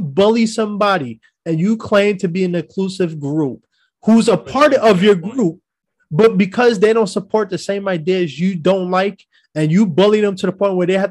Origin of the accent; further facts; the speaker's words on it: New York, United States; I'm from New York